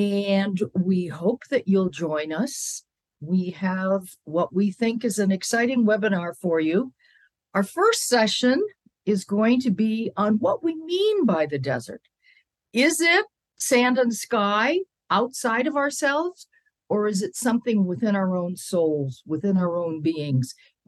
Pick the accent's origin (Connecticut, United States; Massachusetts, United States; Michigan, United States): Connecticut, United States; I came from Connecticut, from green meadows and hills, and thought I would always live in green.